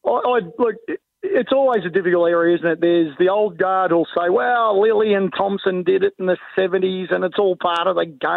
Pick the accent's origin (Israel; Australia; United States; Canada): Australia; as an Australian